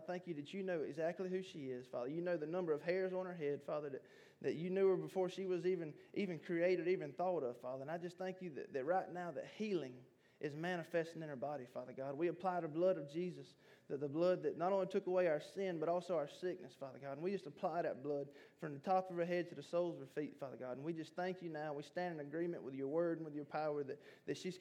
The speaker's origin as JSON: {"language": "English", "town": "Sylvania", "region": "Georgia", "country": "United States", "tie": "born or raised there", "said": "this is my hometown. This is Sylvania."}